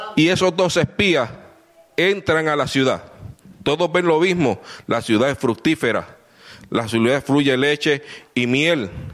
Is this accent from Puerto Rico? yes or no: yes; Puerto Rico; Vengo de Puerto Rico